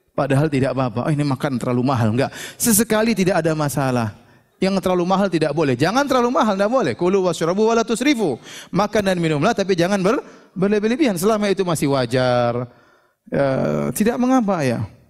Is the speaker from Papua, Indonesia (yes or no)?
yes; Papua, Indonesia; kita datang dari kampung dari Papua